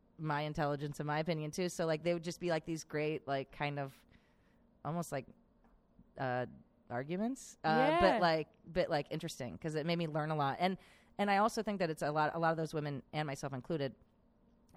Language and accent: English; Valparaiso, Indiana, United States; moved away; also born or lived in Pittsburgh, Pennsylvania; I'm from Pittsburgh, and I grew up in Valparaiso, Indiana, and then I moved back to Pittsburgh